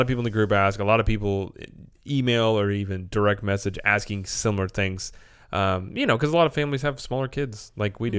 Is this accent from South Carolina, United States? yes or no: no; Springfield, Missouri, United States; we're from Springfield, Missouri